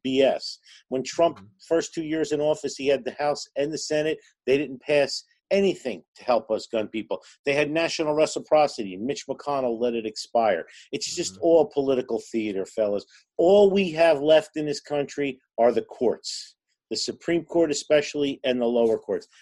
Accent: Newark, New Jersey, United States; I grew up in Newark, New Jersey

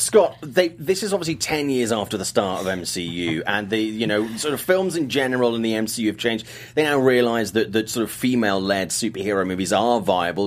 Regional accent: United Kingdom; I'm British

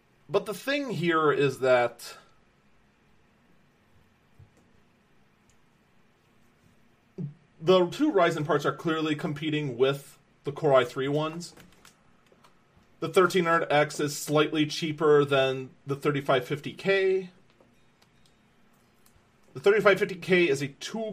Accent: Wisconsin, United States; here in my home state of Wisconsin

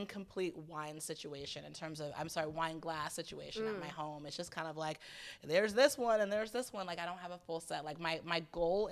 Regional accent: Atlanta, Georgia, United States; moved away; also born or lived in Boston; I'm from Boston originally, and I grew up in Atlanta, but I went back to Boston for college

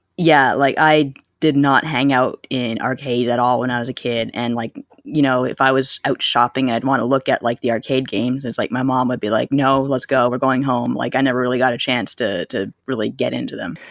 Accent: Canada; growing up in Canada

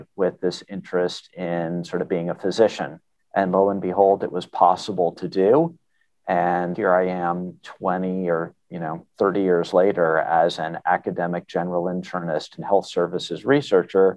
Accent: Connecticut, United States; as a kid growing up in Connecticut

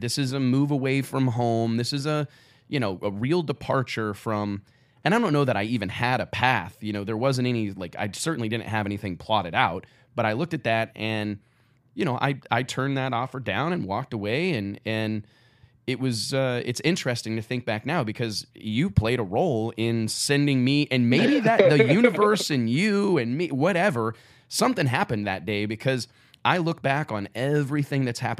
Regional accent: Kirksville, Missouri, United States; how far I am away from home, how far I am away from Kirksville, Missouri, and here you come.

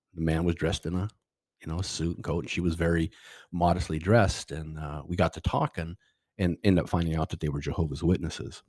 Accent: Seattle, Washington, United States; moved away as an adult; also born or lived in California; we are from, I'm from Seattle, the Northwest

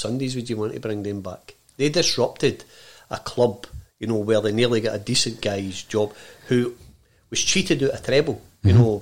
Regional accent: Glasgow, Scotland, United Kingdom; I'm a Glaswegian more than a Scotsman.

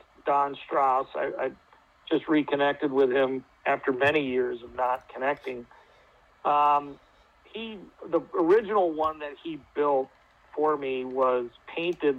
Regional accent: United States; take great pride for being an American

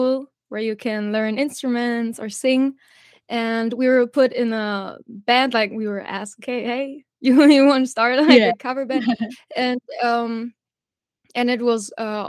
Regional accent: northwest Germany, Germany; We are from Germany.

